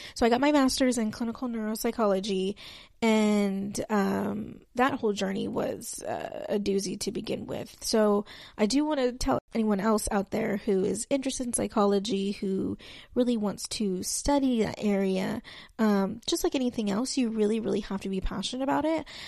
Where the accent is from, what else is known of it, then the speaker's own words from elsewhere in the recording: West Texas, United States; I was raised in Texas, um, mostly on, on the west side of Texas